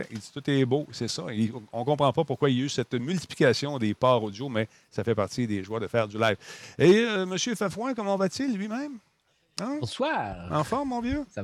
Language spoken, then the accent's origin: French; Canada; J'aurais besoin d'une lettre pour prouver que je suis canadienne, que j'ai resté à telle adresse pendant 30, 30 ans